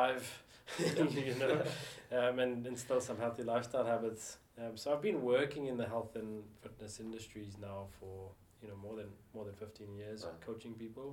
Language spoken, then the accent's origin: English; South Africa; moved away; also born or lived in Auckland, New Zealand; decided to go back and live in South Africa, my home country, as an adult